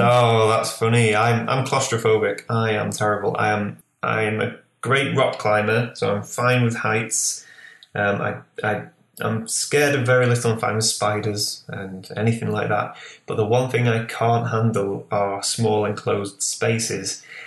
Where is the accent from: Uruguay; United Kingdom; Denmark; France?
United Kingdom; Lancashire, North West England; also born or lived in Newcastle; now in Whitley Bay, United Kingdom; where I grew up in Lancashire, which is the northwest, I grew up